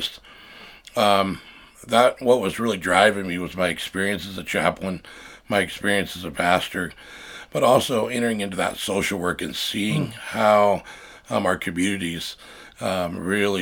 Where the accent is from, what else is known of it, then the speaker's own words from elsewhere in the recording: Napa, California, United States; moved away as an adult; now in Omaha, United States; Born and raised in Napa, California. Came to Omaha, Nebraska and... 18 years ago.